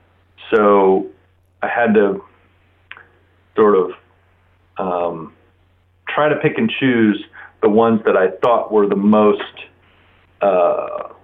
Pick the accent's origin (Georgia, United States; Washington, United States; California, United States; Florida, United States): Florida, United States; Gainesville; I was born and raised here in Gainesville